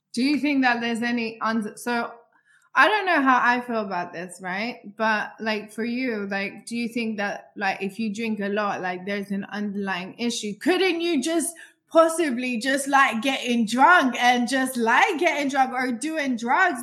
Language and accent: English; London, United Kingdom; I grew up in London